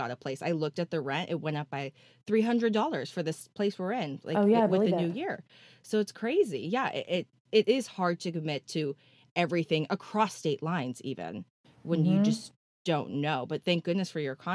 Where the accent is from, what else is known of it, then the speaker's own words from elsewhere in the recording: California, United States; I'm a California girl